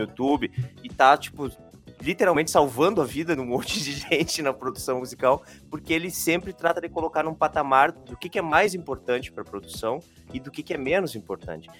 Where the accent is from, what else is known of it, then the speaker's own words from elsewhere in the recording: São Vicente do Sul, Rio Grande do Sul, Brazil; moved away as an adult; also born or lived in Santa Maria; Eu sou natural de São Vicente do Sul, no Rio Grande do Sul, lá Opa. na região da Campanha